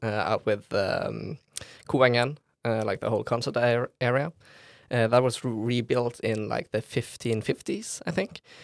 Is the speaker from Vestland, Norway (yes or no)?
yes; Bergen, Vestland, Norway; I was born in Bergen. Uh, I lived two years in the western part of the city called Lodefjord, uh, and for the rest of my life, I have lin-, lived in the southern part of Bergen called Fana.